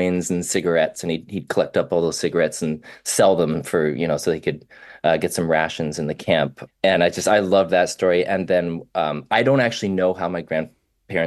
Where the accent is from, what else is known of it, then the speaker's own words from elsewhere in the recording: Vancouver, British Columbia, Canada; I was raised in Vancouver